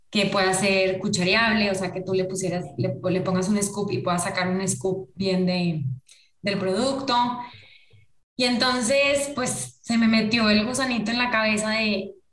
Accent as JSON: {"language": "Spanish", "country": "Colombia", "moved": "yes", "said": "nosotros nos vinimos de Colombia hace muchos años. Me vine con mis papás y con algunos de mis hermanos hace como 20 años"}